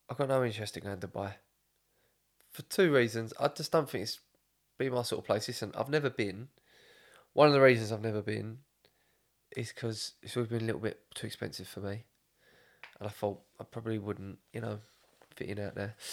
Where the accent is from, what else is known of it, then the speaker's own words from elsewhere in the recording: England, United Kingdom; I'm English.